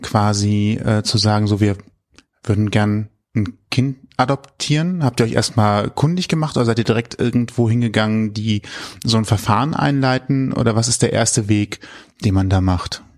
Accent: Cologne, North Rhine-Westphalia, Germany; man ist ja als Kölner oft immer nur in den Kerngebieten unterwegs

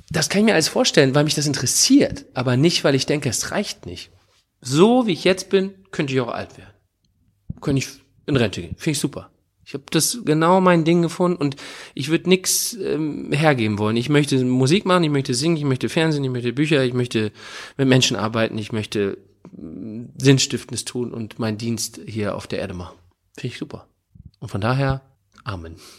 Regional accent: Northern Germany, Germany; moved away as an adult; also born or lived in Hamburg / Oldenburg; now in Cologne, Germany; ich als Norddeutscher

